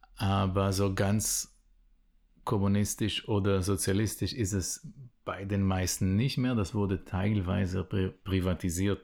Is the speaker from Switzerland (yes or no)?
no; Israel; first language Hebrew; German is a second language; moved away as an adult; ich bin geboren und aufgewachsen in Israel